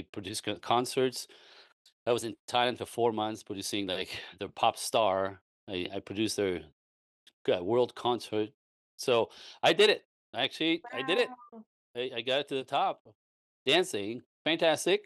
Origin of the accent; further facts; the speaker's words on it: East Coast of Canada, Canada; moved away as an adult; also born or lived in Los Angeles; I was born in Canada, French Canadian. So back on the East Coast of Canada